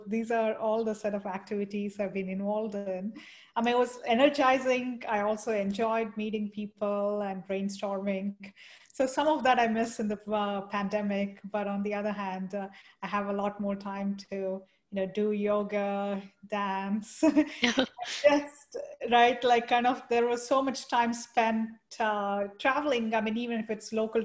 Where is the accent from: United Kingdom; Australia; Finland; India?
India; moved away; I grew up in India